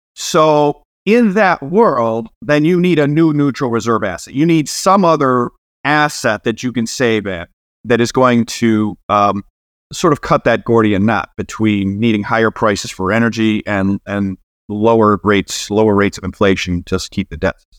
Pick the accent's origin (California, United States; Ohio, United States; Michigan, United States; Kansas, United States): Ohio, United States; Cleveland; I'm from Cleveland